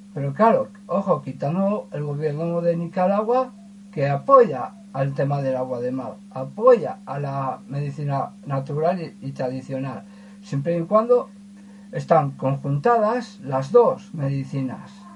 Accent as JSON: {"language": "Spanish", "town": "Ermua", "region": "Basque Country", "country": "Spain", "said": "soy de Hermoa"}